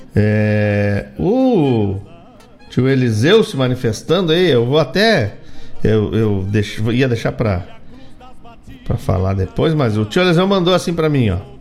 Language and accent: Portuguese; Rio Grande do Sul, Brazil; Nós que gostamos tanto de bater no peito e dizer: sou gaúcho